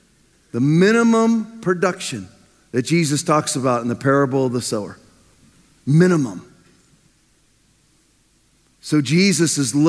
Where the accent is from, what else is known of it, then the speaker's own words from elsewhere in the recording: Norfolk, Virginia, United States; now in Florida, United States; I remember when I grew up in Norfolk, Virginia, in Navy. My dad was a naval officer, so it was basically urban naval sprawl, just giant neighborhoods full of Navy personnel.